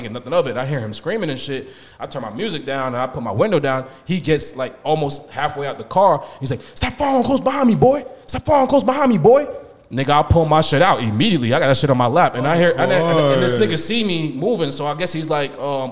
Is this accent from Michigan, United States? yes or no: no; New York, United States; moved away; I'm from New York